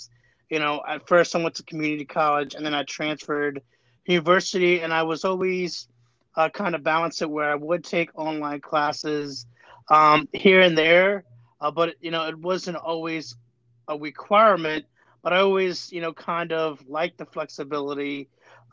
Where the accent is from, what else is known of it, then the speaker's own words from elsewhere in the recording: Florida, United States; moved away; Florida, my home state